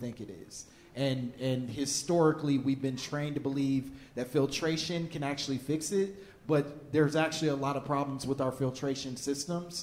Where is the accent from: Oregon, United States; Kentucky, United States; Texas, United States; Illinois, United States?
Illinois, United States; Chicago; I'm from Chicago